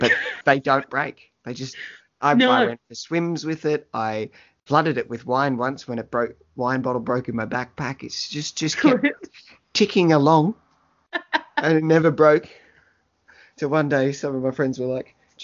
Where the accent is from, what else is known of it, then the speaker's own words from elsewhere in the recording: Melbourne, Victoria, Australia; I grew up in Williamstown in Melbourne, and the ocean was right there.